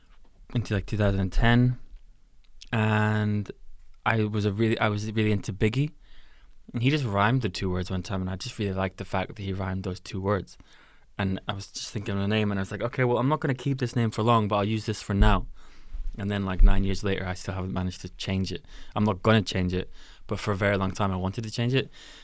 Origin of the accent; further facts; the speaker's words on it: Glasgow, Scotland, United Kingdom; definitely like a lot of like Glasgow stuff growing up in Glasgow was really nice to see, because it was like, wow, these people are from here.